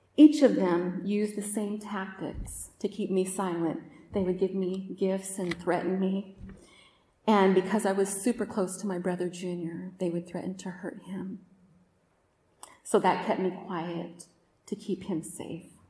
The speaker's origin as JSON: {"language": "English", "town": "Oakland", "region": "California", "country": "United States", "tie": "born or raised there", "also_born_or_lived": "Roseville, California", "said": "I grew up in Oakland in Northern California"}